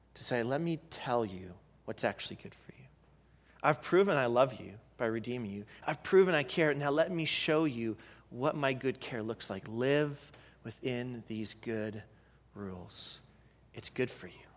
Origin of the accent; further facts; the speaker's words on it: Canada; moved away; I'm from Canada